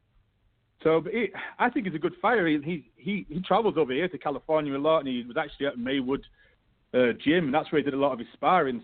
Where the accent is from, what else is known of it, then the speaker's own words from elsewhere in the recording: United Kingdom; I'm British